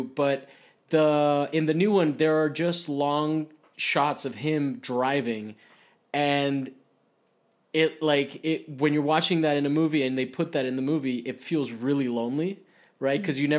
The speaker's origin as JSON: {"language": "English", "town": "Rome", "region": "Lazio", "country": "Italy", "tie": "born or raised there", "said": "because I grew up in Italy, in Rome, and Romans are very outgoing, right?"}